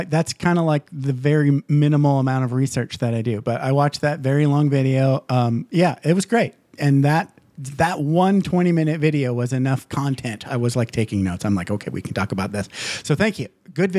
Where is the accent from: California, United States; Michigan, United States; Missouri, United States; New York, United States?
Michigan, United States; Upper Peninsula; I grew up in Upper Peninsula, Michigan. So very small town